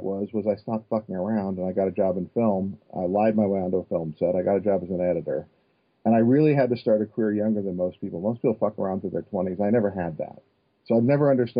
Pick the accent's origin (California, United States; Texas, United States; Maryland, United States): California, United States; Northern; I grew up in Northern California